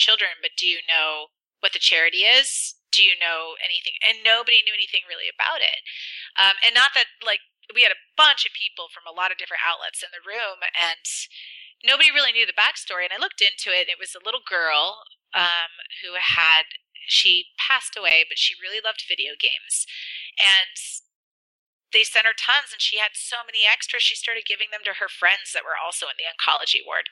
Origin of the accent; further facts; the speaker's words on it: Spokane, Washington, United States; my hometown